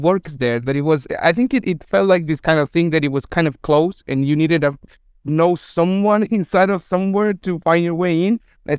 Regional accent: Chile; English is a second language; moved away as an adult; I've been working in the gaming industry for almost 7 years. I moved from Chile to here, so I wasn't aware of what was happening. And when I arrived here 6 years ago, it wasn't the same.

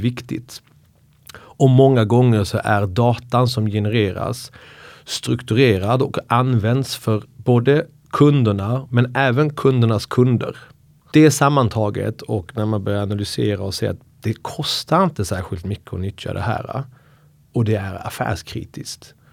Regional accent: Skåne, Sweden; moved away; also born or lived in Iran / Uppsala; Skånepåg. Eh, flyttade till Uppsala och pluggade juridik och eh, kom ursprungligen från Iran

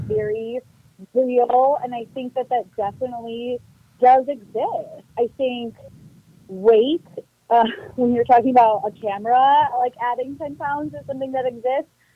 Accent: Milwaukee, Wisconsin, United States; moved away as an adult; also born or lived in Missouri; now in El Paso, United States; i'm from Milwaukee, Wisconsin. So I'm born and raised in the beer drinking, cheese eating capital of the world

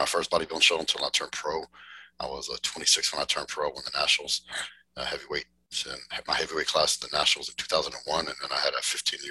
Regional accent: West Texas, United States; also born or lived in Dallas-Fort Worth, Texas; I grew up in West Texas on a ranch. And when I was in high school, we moved to the Dallas-Fort Worth area

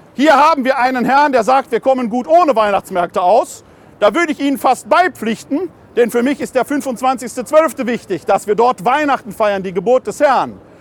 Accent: Ruhr area, North Rhine-Westphalia, Germany; aus meiner Heimat im Ruhrgebiet

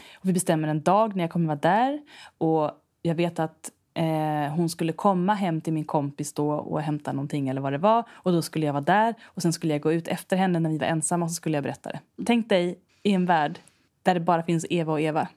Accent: Stockholm archipelago, Stockholm County, Sweden; jag är uppvuxen i Stockholms skärgård

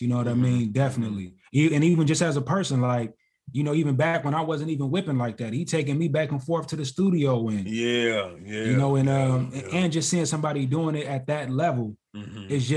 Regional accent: North Las Vegas, Nevada, United States; born or raised there; also born or lived in West Side, Las Vegas

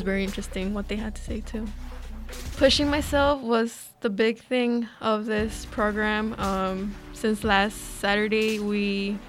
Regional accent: Chicago, Illinois, United States; I'm from Little Village

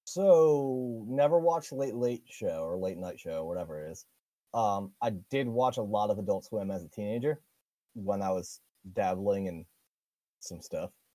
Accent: New York, United States; I'm from New York

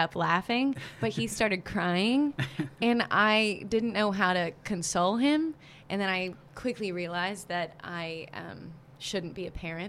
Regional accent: the South, United States; I'm from the South

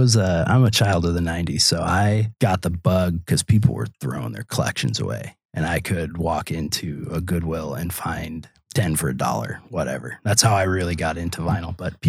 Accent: California, United States; now in Door County, United States; I mean, we're two schlubs from California, for all anybody knows

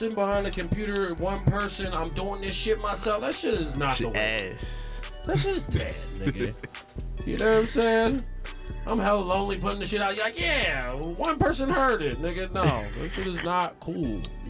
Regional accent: Philadelphia, Pennsylvania, United States; I'm from Philadelphia

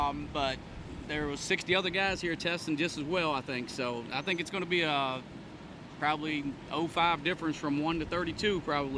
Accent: Virginia, United States; we come from Virginia for. We're a little countryside

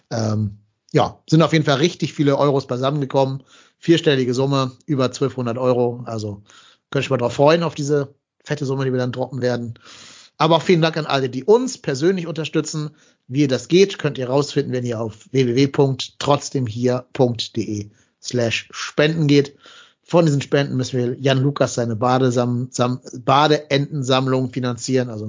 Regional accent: Remscheid, North Rhine-Westphalia, Germany; Bin ja eh in Remscheid, also in meiner Heimatstadt

